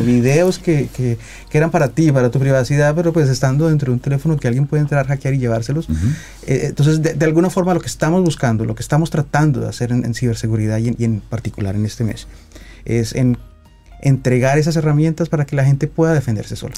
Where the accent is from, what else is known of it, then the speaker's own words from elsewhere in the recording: Colombia; yo soy colombiano